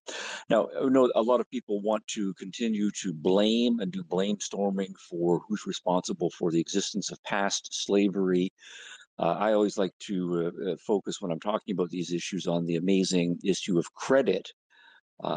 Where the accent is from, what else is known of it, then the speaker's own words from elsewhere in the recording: Canada; moved away as an adult; now in United States; I grew up in Canada